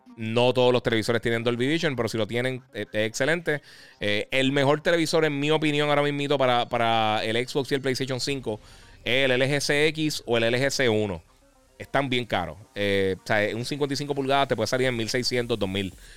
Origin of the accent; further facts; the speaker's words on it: Puerto Rico; nosotros somos eh, territorio americano, el US, Puerto Rico es territorio americano